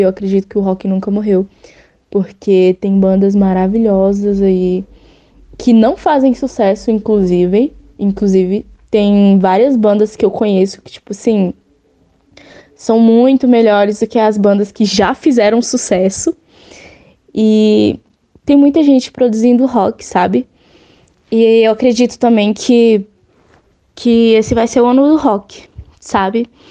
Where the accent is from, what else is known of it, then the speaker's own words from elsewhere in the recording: Brasília, Federal District, Brazil; eu sou de Brasília